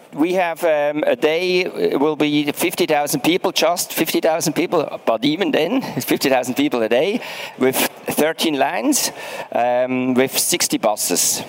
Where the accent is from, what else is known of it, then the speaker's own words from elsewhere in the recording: Switzerland; I'm from Switzerland